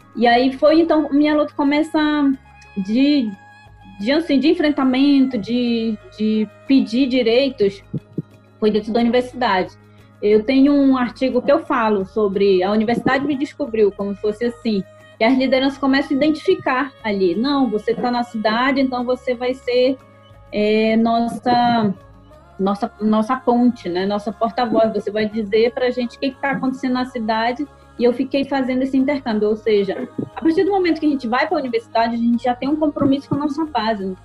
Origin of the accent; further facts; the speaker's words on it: Solimões village, Lower Tapajós, Pará, Brazil; E aqui no Baixo Tapajós, né, eu sou da aldeia de Solimões, que fica às margens do rio Tapajós, na Resex Tapajós da Arapiuns